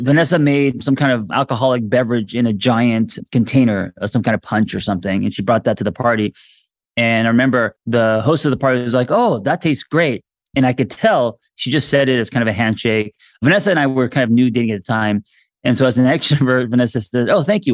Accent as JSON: {"language": "English", "town": "Los Angeles", "region": "California", "country": "United States", "tie": "born or raised there", "also_born_or_lived": "Korea", "said": "I'm, uh, L A my entire life."}